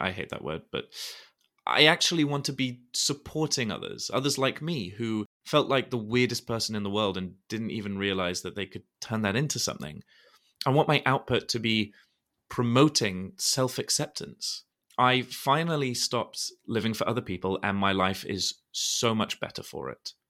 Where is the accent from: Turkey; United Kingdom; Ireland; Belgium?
United Kingdom; London; I am from London